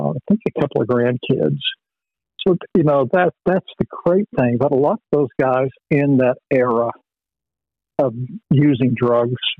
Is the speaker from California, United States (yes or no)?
no; Vero Beach, Florida, United States; moved away as an adult; also born or lived in Dallas, Texas; growing up in Vero Beach, where everything closes at ten o'clock